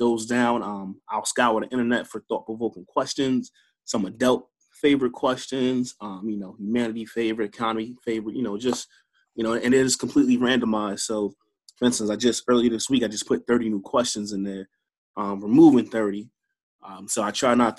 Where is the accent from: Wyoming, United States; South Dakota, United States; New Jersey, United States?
New Jersey, United States; moved away as an adult; also born or lived in Baltimore, Maryland / Chicago, Illinois; now in Charleston, United States; I'm a Jersey boy. I'm born and raised in Jersey, and then I moved out to Baltimore when I was 18